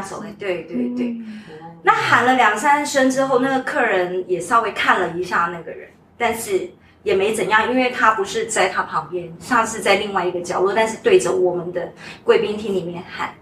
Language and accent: Chinese; Kaohsiung, Taiwan; moved away as an adult; also born or lived in Taipei / Macau; 我本身是台湾人，我是土生土长的高雄人，但是就是大学的时候在台北念